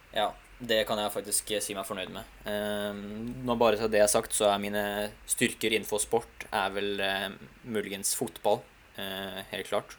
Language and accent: Norwegian; Hungary; now in Norway; mitt hjemland som står for det arrangementet her. vet du, Ungarn og Budapest